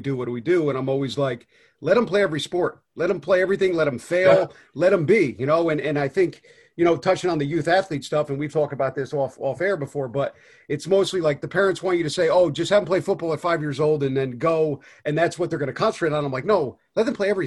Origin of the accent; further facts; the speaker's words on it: Northeast, United States; growing up in the Northeast like me